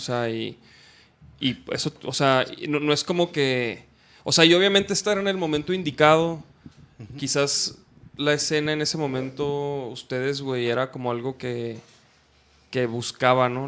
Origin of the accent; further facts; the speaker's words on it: Chihuahua, Mexico; yo iba en Chihuahua, porque soy de Chihuahua